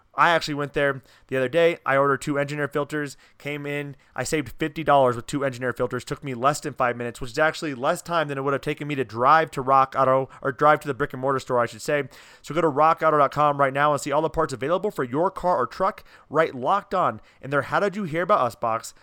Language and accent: English; Newton, Iowa, United States; I'm from Newton.